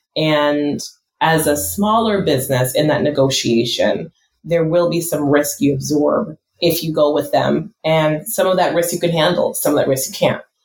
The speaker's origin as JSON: {"language": "English", "country": "United States", "said": "I'm first generation American"}